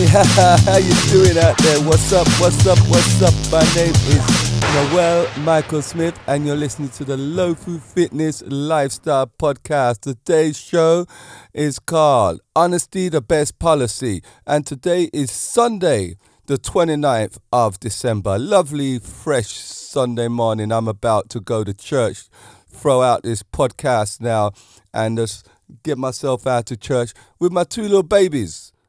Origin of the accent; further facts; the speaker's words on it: England, United Kingdom; I'm an English person myself